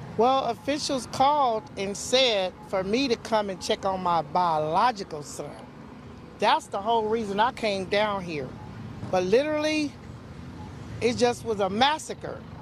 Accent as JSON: {"language": "English", "town": "Compton", "region": "California", "country": "United States", "said": "We have a big, big family from Compton. I'm from Compton"}